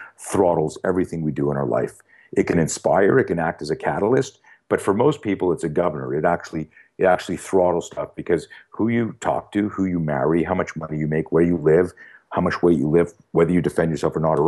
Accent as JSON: {"language": "English", "country": "Canada", "tie": "born or raised there", "said": "When I grew up in Canada. And in Canada, you're either a skier or a skater, and I grew up on skis."}